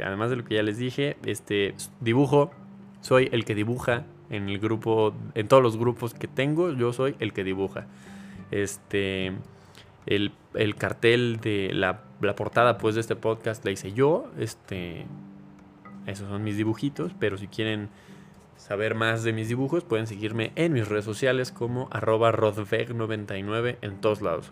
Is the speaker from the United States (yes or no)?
no; Mexico; soy mexicano